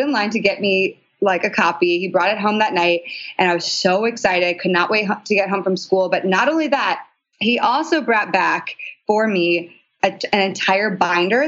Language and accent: English; Canada; also born or lived in New York; now in Los Angeles, United States; I was born in Canada